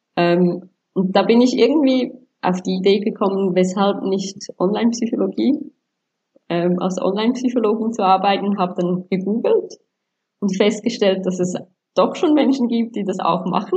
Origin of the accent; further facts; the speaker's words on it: Switzerland; accent: Swiss; moved away as an adult; also born or lived in Angola / Sri Lanka; now in Dubai, United Arab Emirates; ich lebe ja in der Schweiz und ich habe ja auch die Schweizer Einflüsse durch Schule, Freunde, Pateneltern bekommen